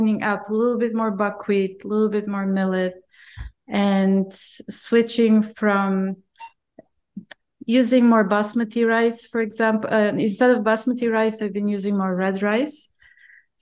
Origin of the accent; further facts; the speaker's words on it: Bulgaria; I grew up in Bulgaria